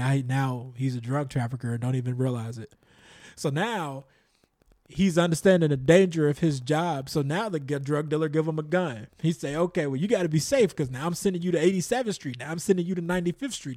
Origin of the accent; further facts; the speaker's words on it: Chicago, Illinois, United States; growing up in the South Suburbs of Chicago, predominantly Black